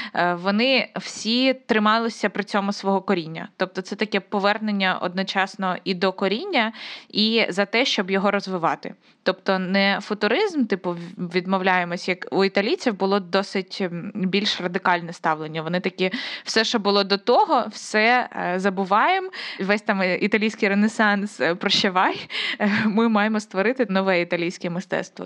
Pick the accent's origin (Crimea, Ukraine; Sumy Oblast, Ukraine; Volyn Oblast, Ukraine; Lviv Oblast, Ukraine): Sumy Oblast, Ukraine; Konotop; Я просто з Конотопа, це Сумська область